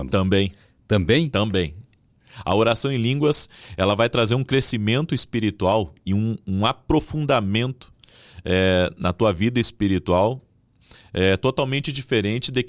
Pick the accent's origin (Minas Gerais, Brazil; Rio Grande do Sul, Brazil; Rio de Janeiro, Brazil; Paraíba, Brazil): Rio Grande do Sul, Brazil; Nós estávamos em poucas pessoas ali, era uma igreja pequena, eu vim do interior do Rio Grande do Sul.